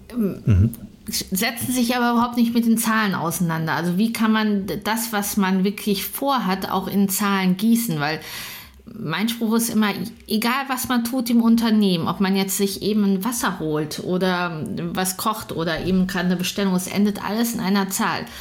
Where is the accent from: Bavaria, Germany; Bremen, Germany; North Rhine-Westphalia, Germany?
North Rhine-Westphalia, Germany; Münster; ich komme aus Münster